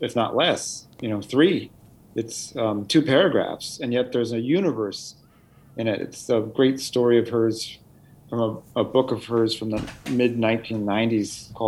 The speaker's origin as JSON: {"language": "English", "town": "Sacramento", "region": "California", "country": "United States", "tie": "born or raised there", "said": "growing up in Sacramento, California"}